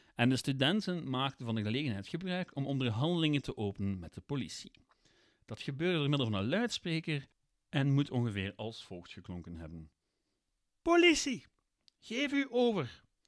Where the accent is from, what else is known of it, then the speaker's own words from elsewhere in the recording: Ghent, Flanders, Belgium; ik ben van Gent, ik heb in Gent gestudeerd.